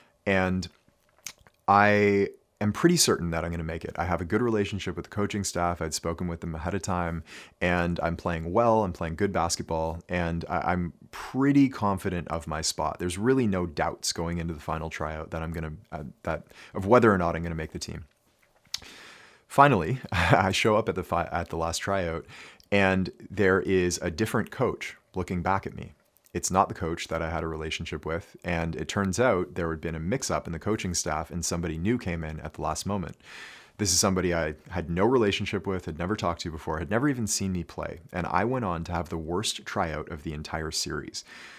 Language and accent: English; Ontario, Canada; I grew up here in Ontario, in Canada, of course.